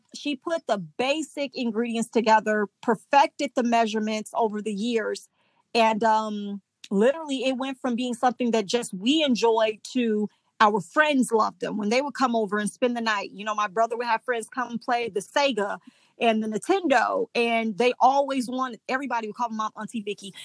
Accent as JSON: {"language": "English", "region": "Indiana", "country": "United States", "moved": "as an adult", "lives_now": "Mississippi, United States", "said": "we went back home to Indiana where I'm from"}